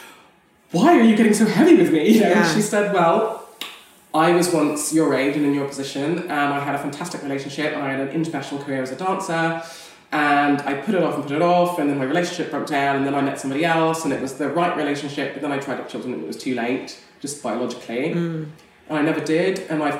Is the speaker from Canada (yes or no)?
yes; Canada; moved away; I come from North America originally. I mean, not America, Canada, which is slightly different.